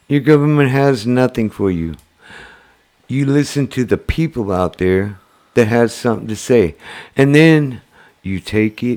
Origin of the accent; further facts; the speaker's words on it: foothills of Mount Rainier, Washington, United States; moved away; I came from Washington State. I came from Foothills, Mount Rainier. I lived in a trailer park